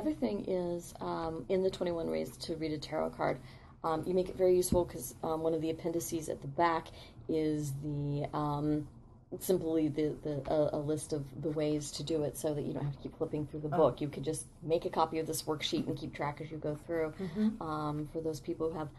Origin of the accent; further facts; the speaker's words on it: Midwest, United States; growing up in the Midwest